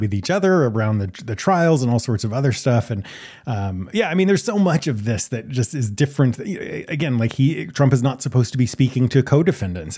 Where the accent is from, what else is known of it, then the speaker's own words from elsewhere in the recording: the South, United States; I grew up in the South